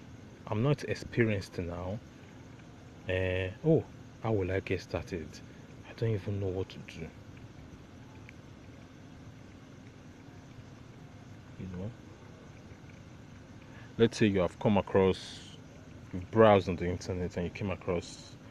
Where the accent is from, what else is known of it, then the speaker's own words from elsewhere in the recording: Nigeria; about being Nigerian. We are always connected to new things